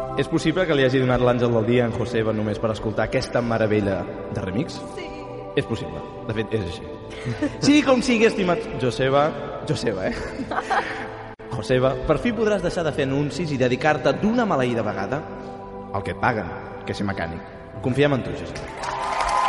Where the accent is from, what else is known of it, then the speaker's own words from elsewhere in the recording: Terrassa, Catalonia, Spain; jo vaig néixer a Terrassa